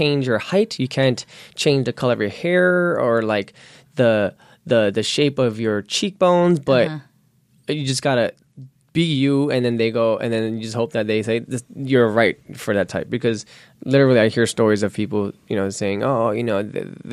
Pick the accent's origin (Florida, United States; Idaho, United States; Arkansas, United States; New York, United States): New York, United States; New York City; accent: New York; moved away; I'm born and raised in Queens, New York, so when I talk, I have a New York accent that comes out sometimes